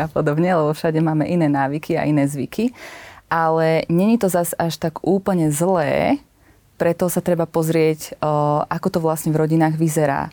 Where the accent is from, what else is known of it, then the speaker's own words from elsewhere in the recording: central Slovakia, Slovakia; nie som východniar. že ja som zo stredného Slovenska